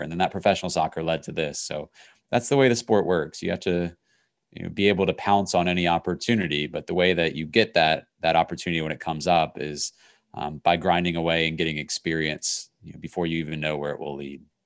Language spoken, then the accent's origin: English; Crozet, Virginia, United States; I grew up in Crozet, Virginia, outside of, of Charlottesville